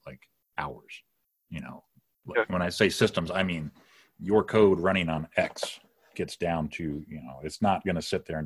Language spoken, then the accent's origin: English; Detroit, Michigan, United States; I'm from the Detroit metro area